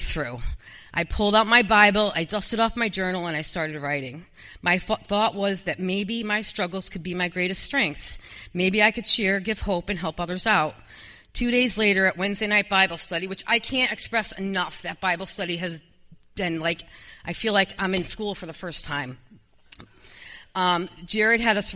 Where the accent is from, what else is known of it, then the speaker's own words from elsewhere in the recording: Danbury, United States; we moved to my hometown, Danbury, the house I grew up in.